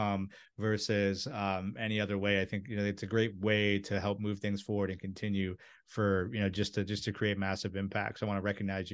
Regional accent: Maryland, United States; right in the area that I grew up in, and like where my grandparents owned rental properties that I used to DIY when I was a kid

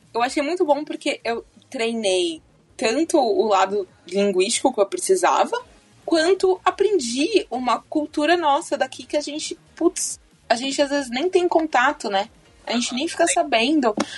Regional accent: Brazil; moved away; a gente como brasileiro

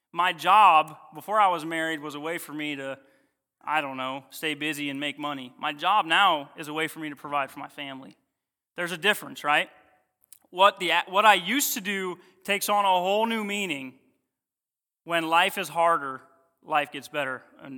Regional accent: Ohio, United States; I am originally from Ohio, came down to do GCBI, met my beautiful wife.

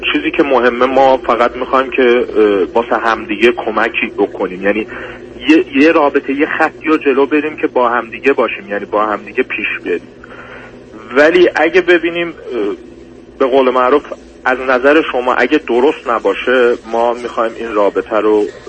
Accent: Iran; moved away as an adult; also born or lived in Turkey; now in Germany; 5 سال تو آلمان زندگی میکنم و 19 ساله بودم که از ایران اومدم بیرون

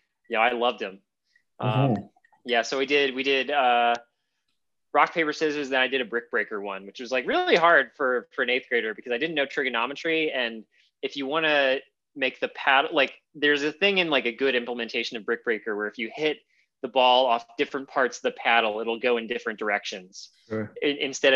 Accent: New Orleans, Louisiana, United States; moved away; also born or lived in Heidelberg, Germany; I was from New Orleans originally, but I moved around a few different places, and ended up going to high school in Heidelberg, Germany.

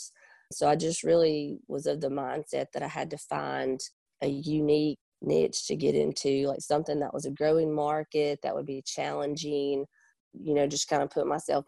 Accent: Pontotoc, Mississippi, United States; I'm originally from Pontotoc, Mississippi, so we're right in between Oxford and Tupelo

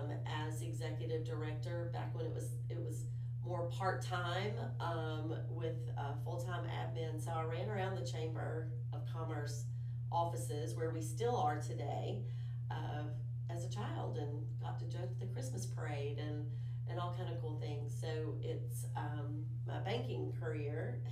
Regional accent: Daphne, Alabama, United States; I grew up in Daphne, Alabama

